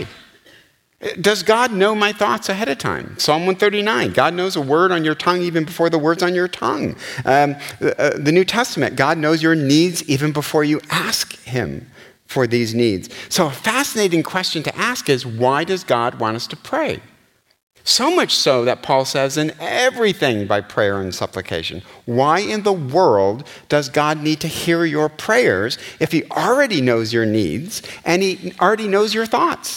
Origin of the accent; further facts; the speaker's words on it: United States; as Americans